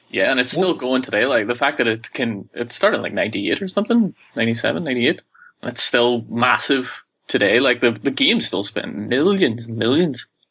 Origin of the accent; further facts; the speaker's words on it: Ireland; I'm from Ireland